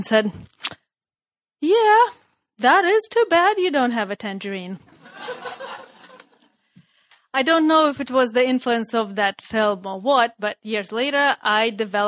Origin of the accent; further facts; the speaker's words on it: Russia; moved away; Growing up in Russia